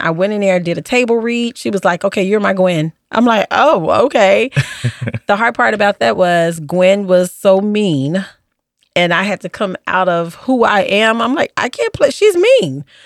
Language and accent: English; Chicago, Illinois, United States; I grew up on the South Side of Chicago.